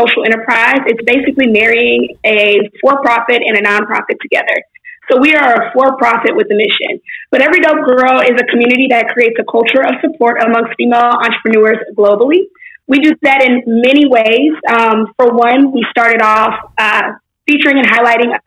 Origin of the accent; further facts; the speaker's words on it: Houston, Texas, United States; also born or lived in Baton Rouge, Louisiana; I was born in Baton Rouge, raised in Houston, Texas